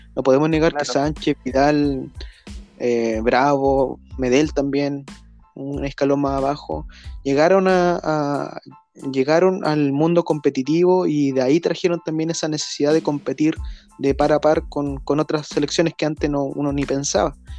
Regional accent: Chile; somos chilenos

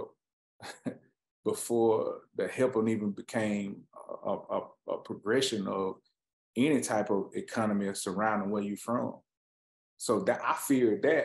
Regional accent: Anniston, Alabama, United States; I'm from Anniston, Alabama.

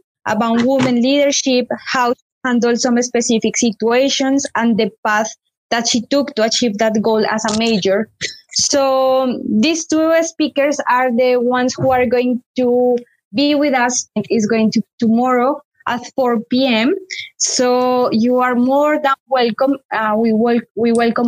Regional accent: Colombia; moved away as an adult; now in United Kingdom; I am from Colombia.

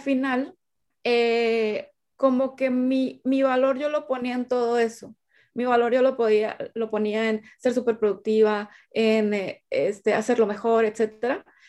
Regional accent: Sinaloa, Mexico; now in Monterrey, Mexico; yo soy de Sinaloa, vivo en Monterrey, Nuevo León, México.

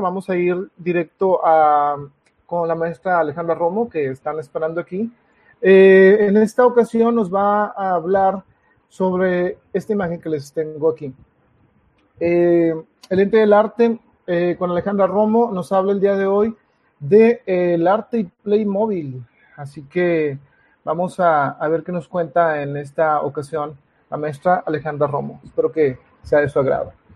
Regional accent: Monterrey, Nuevo León, Mexico; soy un escritor de Monterrey, Nuevo León

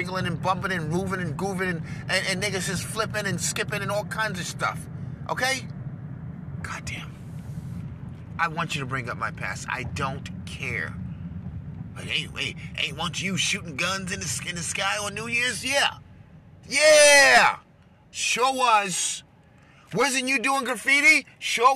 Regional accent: New York, United States; I was born in New York, raised around a lot of Jewish people, a lot of Italians

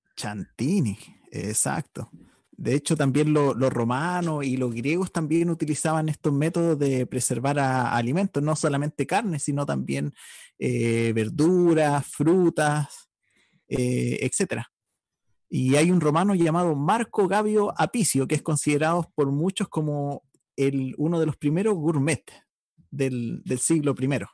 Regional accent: Chile; nuestra historia como, como chilenos

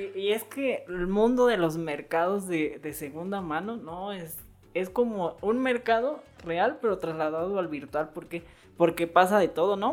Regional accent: Morelia, Michoacán, Mexico; los que somos de Morelia

